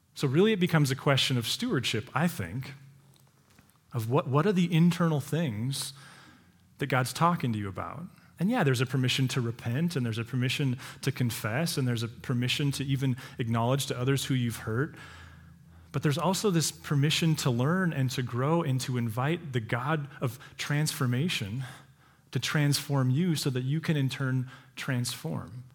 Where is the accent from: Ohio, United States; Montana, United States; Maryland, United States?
Montana, United States; those of us who've born and raised in Montana